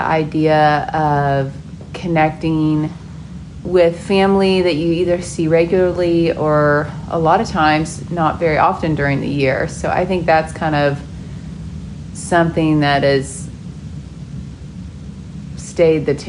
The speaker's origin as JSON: {"language": "English", "town": "Oklahoma City", "region": "Oklahoma", "country": "United States", "tie": "born or raised there", "also_born_or_lived": "Montana", "said": "I was born in Montana, but I was raised in Oklahoma City."}